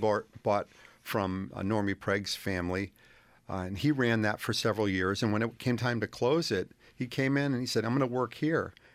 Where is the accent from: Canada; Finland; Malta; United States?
United States; Willimantic, Connecticut; also born or lived in Manchester, Connecticut / Columbia, Connecticut; my parents moved to Willimantic when I was four years old